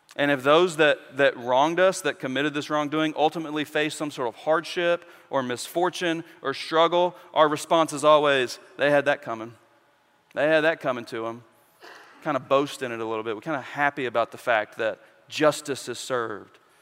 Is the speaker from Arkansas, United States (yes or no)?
yes; West Memphis, Arkansas, United States; I, I grew up in West Memphis